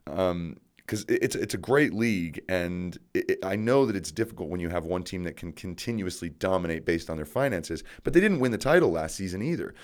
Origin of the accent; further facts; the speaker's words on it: Colorado, United States; I'm from Colorado.